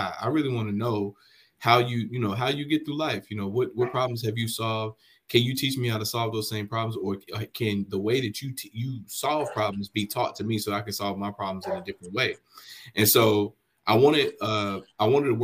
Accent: High Point, North Carolina, United States; in my hometown, man, of High Point, North Carolina, I grew up playing sports just like any regular person.

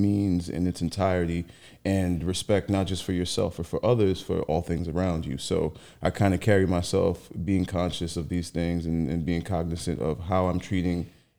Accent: Haiti; also born or lived in San Francisco, California; now in New York, United States; I was actually born out there. I came to the States when I was about 6 years old.

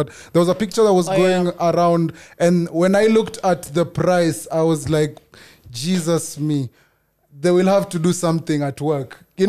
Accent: Kenya; As a Kenyan, am I toxic if I continue agreeing to live this life?

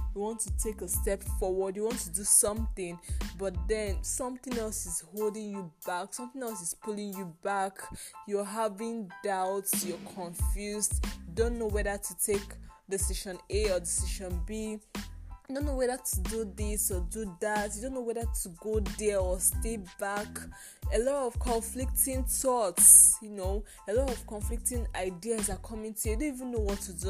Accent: Nigeria; I finished school here in my home country in Nigeria

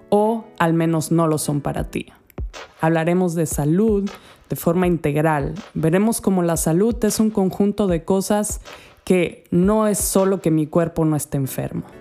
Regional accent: Andalusia, Spain; accent: Andalusian; he vivido en diferentes países y esto hace que mi acento como es ya no es de una española simple, una andaluza para ser más concretamente

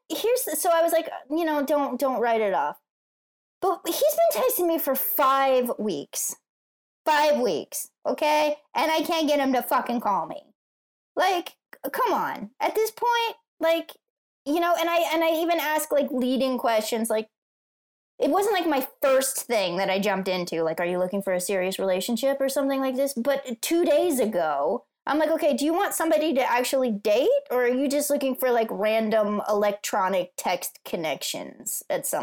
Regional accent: East Coast, United States; now in Los Angeles, United States; I grew up in the East Coast

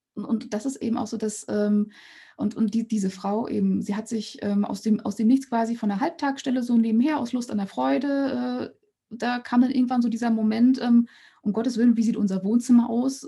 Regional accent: East Germany, Germany; ich bin in Ostdeutschland geboren oder in der D D R geboren und dann in Ostdeutschland aufgewachsen

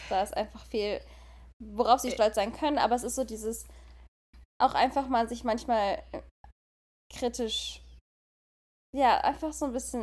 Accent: Germany; now in California, United States; wir kommen aus Deutschland

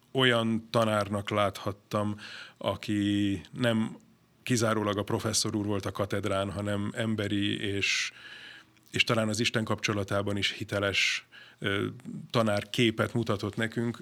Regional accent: Budapest, Hungary; az én szüleim már itt kötöttek házasságot Budapesten, és én is itt születtem 76-ban. Aztán uh, itt jártam gimnáziumban

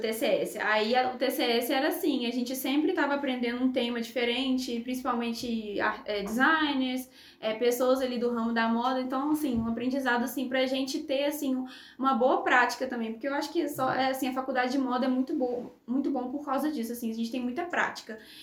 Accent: Juiz de Fora, Minas Gerais, Brazil; now in Viçosa, Brazil; eu sou de Viçosa, natural de Viçosa, mas morei assim metade da minha vida em Juiz de Fora

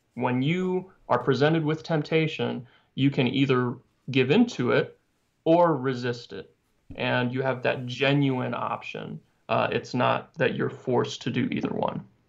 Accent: Arkansas, United States; I grew up in Arkansas, so that's like a whole different dialect right there.

